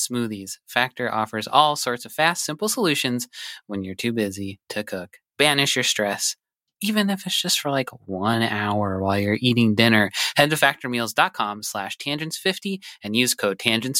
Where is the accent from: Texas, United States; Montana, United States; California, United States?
Montana, United States; I was raised in Montana